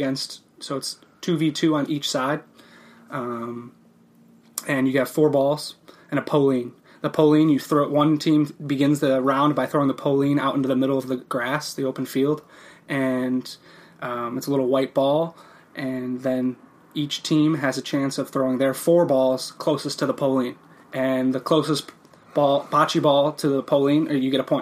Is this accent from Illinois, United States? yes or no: yes; Mount Prospect, Illinois, United States; moved away as an adult; now in Minnesota, United States; my hometown of Mount Prospect